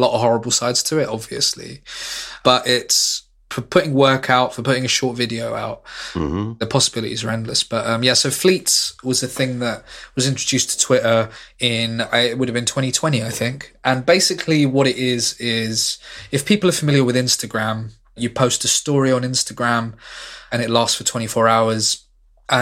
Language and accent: English; London, United Kingdom; moved away as an adult; also born or lived in Manchester; I'm from London and I could move back here quite easily